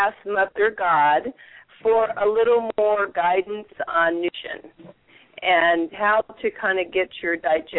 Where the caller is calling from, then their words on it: Herndon, Virginia, United States; I'm calling from Herndon, Virginia.